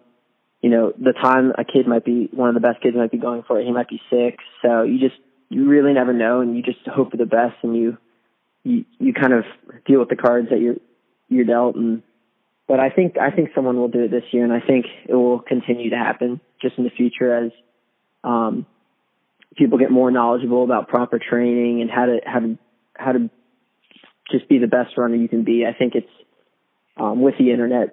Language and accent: English; Virginia, United States; I'm from Virginia